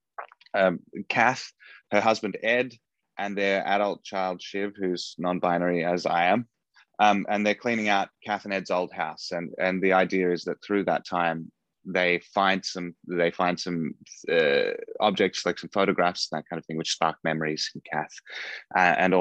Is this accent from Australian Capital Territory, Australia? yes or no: no; Wagga Wagga, New South Wales, Australia; moved away as an adult; also born or lived in Melbourne, Australia; now in United States; I grew up in Australia in a small town called Wagga Wagga.